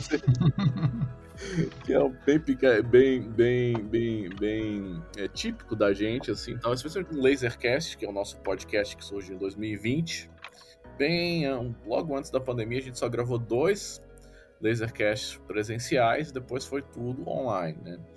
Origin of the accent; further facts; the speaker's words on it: Brasília, Federal District, Brazil; moved away; eu sou de Brasília, eu não estou em Brasília no momento, mas eu sou de Brasília